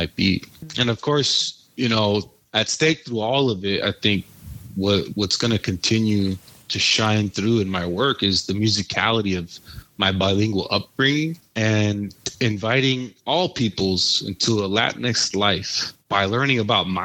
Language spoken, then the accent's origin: English; San Diego, California, United States; from San Diego